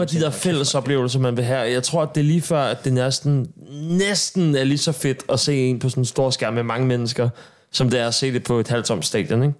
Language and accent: Danish; Sorø, Zealand, Denmark; nede på Sorø Torv, hvor jeg kommer fra